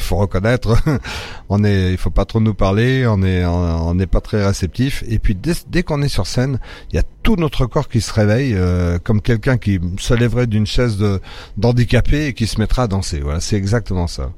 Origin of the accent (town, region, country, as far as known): France; born or raised there; also born or lived in Morocco